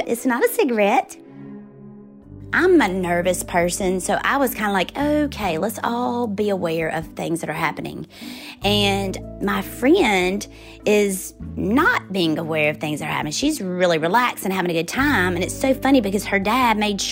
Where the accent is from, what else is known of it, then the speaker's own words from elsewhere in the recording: Forest, Mississippi, United States; moved away as an adult; I grew up in Forest, Mississippi, and I lived on the same street as a major chicken plant.